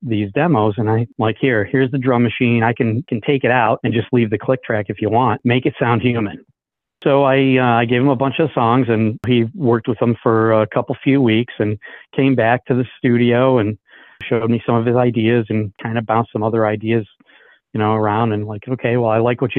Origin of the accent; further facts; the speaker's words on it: Ohio, United States; moved away as an adult; now in Fraser, Michigan, United States; I was born and raised in Ohio.